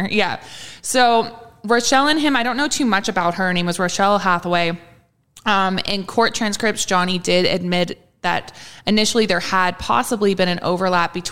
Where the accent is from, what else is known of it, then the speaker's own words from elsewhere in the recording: Canada; As a Canadian